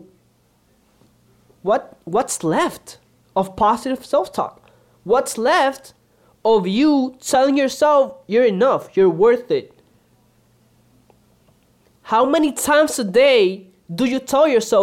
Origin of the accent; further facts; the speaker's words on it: Puerto Rico; also born or lived in Dominican Republic; I'm a Dominican from Puerto Rico.